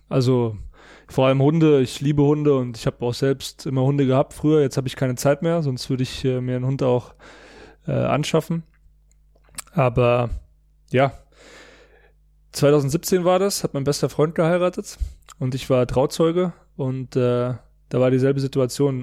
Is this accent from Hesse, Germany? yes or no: yes; near Frankfurt, Hesse, Germany; now in Munich, Germany; ich wohne ja in München, meine Familie in der Nähe von Frankfurt, wo ich herkomme